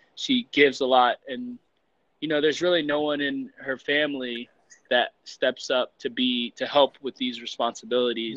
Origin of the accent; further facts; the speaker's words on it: East Coast, United States; also born or lived in Colombia / Mexico / Utah / Florida; now in Denver, United States; I'm from the East Coast, but I'm I'm planted I'm planted here for now.